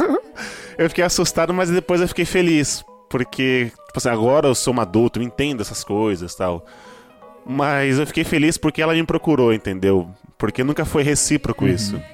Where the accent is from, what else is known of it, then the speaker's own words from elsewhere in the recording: São Paulo, Brazil; also born or lived in Bahia; eu sou baiano, então com dois anos minha mãe me trouxe pra cá, pra São Paulo.